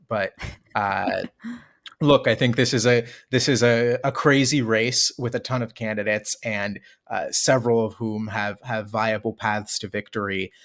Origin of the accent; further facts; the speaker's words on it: Maryland, United States; from my home state of Maryland